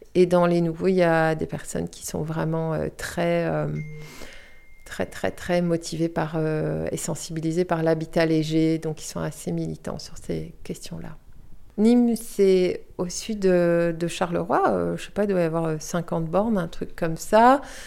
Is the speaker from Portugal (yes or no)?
yes; Portugal; moved away as an adult; also born or lived in Brussels, Belgium; now in Viroinval, Belgium; je suis née à Bruxelles d'un papa portugais, d'une maman française. Et suite à la chute de la dictature au Portugal, on a été vivre au Portugal. Donc j'ai vécu de mes 4 ans à mes 18 ans